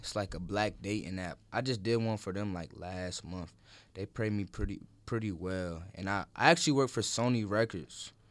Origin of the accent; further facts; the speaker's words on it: Holly Springs, United States; I film in my hometown of Holly Springs